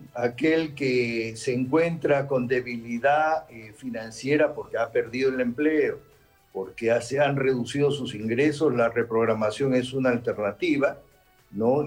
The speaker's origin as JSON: {"language": "Spanish", "country": "Peru", "said": "yo como peruano"}